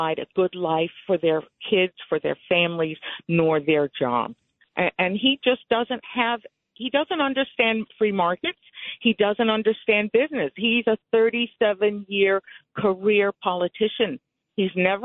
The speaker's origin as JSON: {"language": "English", "country": "Cuba", "tie": "born or raised there", "moved": "yes", "lives_now": "Connecticut, United States", "said": "I was born in Cuba. I escaped communism with my family. We came here for freedom and opportunity."}